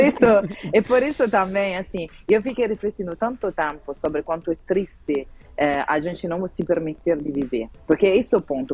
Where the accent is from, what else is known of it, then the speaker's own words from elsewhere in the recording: Southern Italy, Italy; moved away; Eu venho do sul da Itália